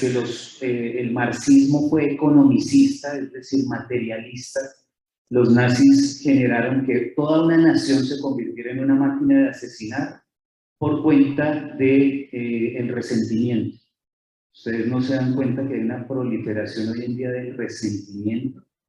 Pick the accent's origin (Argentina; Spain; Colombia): Colombia; accent: Colombian; decimos en Colombia, no sé si se nota mi acento, soy colombiano